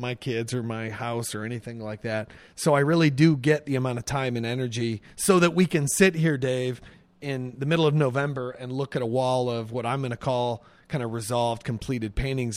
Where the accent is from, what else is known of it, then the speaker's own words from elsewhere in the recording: Pontiac, Illinois, United States; moved away as an adult; also born or lived in Zuni, New Mexico; I grew up in, uh, Pontiac, Illinois, which is a small town